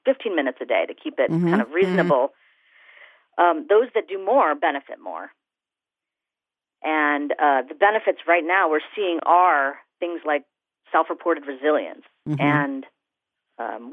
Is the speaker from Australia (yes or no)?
no; India; as an Indian woman